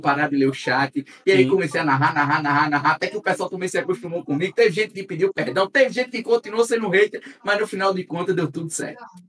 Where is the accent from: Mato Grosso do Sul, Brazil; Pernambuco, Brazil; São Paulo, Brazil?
Pernambuco, Brazil; accent: nordestino; also born or lived in Paraíba; Eu sou de Pernambuco